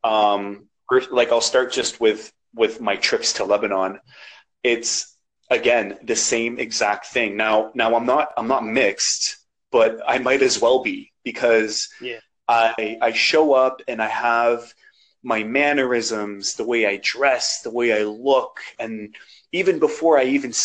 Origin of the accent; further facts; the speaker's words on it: Canada; accent: Canadian; there's no real accent there. I sound Canadian, like I'm born here. Like I'm from the North, you know, like this is me, this is my country